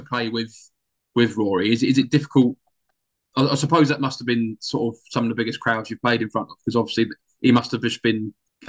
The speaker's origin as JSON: {"language": "English", "area": "near Royal St George's", "region": "South East England", "country": "United Kingdom", "tie": "born or raised there", "said": "I grew up sort of near, well, like 20 minutes from Royal St George's"}